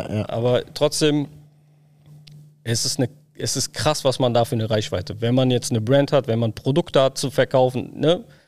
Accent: Berlin, Germany; Ja, da geboren, aufgewachsen

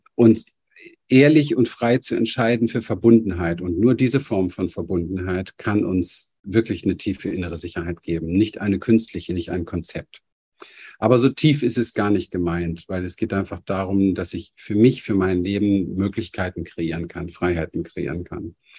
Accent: Berlin, Germany; ich bin aufgewachsen in Berlin, Hinterhof

